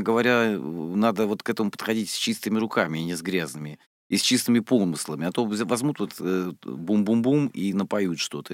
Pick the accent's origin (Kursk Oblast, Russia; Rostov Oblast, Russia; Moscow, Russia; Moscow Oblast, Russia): Rostov Oblast, Russia; Rostov-on-Don; я из Ростова-на-Дону